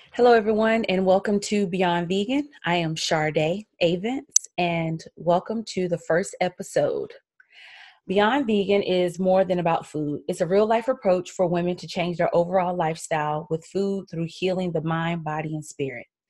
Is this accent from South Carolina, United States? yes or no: yes; Columbia, South Carolina, United States; I am from Columbia, South Carolina, so I'm an old country gal